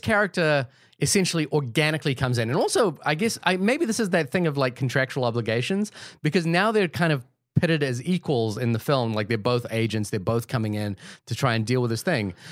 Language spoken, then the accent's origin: English; Fiji; I'm from the Pacific Islands. You know, I was born in Fiji